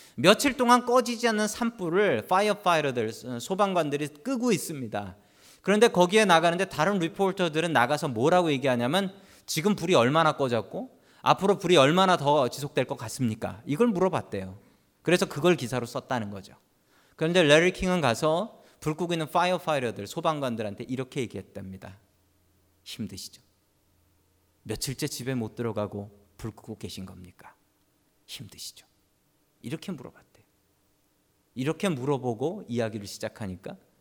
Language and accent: Korean; South Korea; now in United States; 우리가 미국 사회에서 살면서 우리는 한국 사람이라는 코리안이라는 자존감